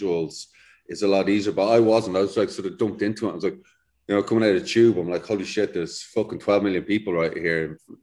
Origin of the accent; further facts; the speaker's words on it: Dublin, Leinster, Ireland; moved away as an adult; also born or lived in London; I'm from Dublin, lived in the city